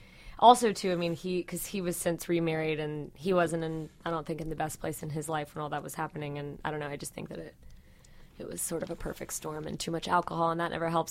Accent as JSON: {"language": "English", "town": "Atlanta", "region": "Georgia", "country": "United States", "said": "I'm from Atlanta originally. So even like, I mean, which is still very much the South, obviously."}